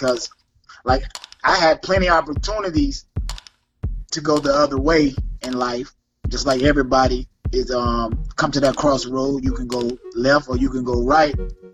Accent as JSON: {"language": "English", "area": "Lake Placid, Bowling Green", "region": "Central Florida", "country": "United States", "tie": "born or raised there", "said": "from Florida, Central Florida, two hometowns, Lake Placid, Bowling Green, shout out, 863"}